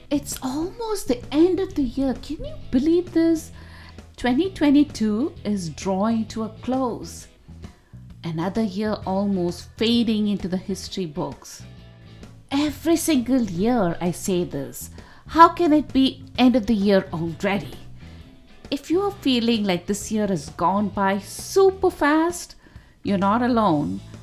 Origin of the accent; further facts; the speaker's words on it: India; growing up in India